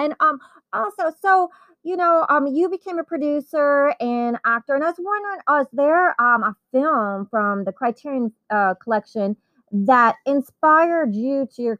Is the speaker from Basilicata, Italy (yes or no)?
no; Naples, Campania, Italy; now in Los Angeles, United States; I was born in Naples, Italy.